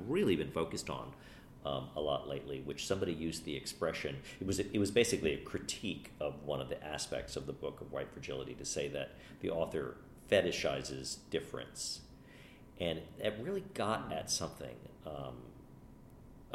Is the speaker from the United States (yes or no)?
yes; United States; I grew up in America like everybody else